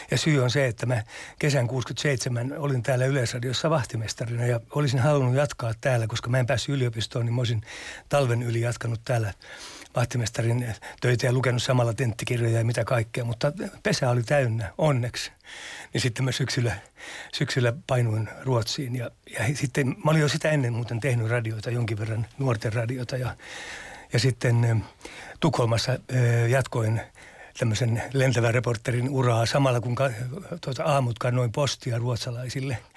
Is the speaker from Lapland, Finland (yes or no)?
yes; Lapland, Finland; kyllä mä nyt itseäni peräpohjalaisena pidän